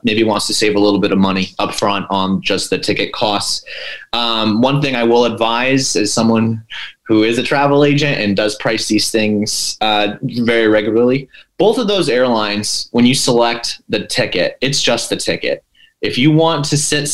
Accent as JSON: {"language": "English", "region": "Pennsylvania", "country": "United States", "said": "I'm from Pennsylvania"}